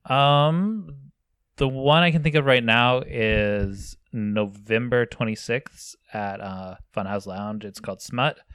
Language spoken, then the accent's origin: English; near Virginia City, Nevada, United States; I grew up near Virginia City, Nevada